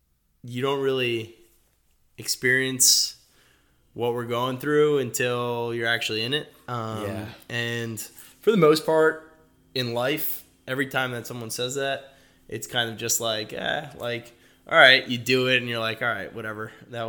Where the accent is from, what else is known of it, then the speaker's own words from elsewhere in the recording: Fort Lauderdale, Florida, United States; Originally from Fort Lauderdale. My family is originally from Peru.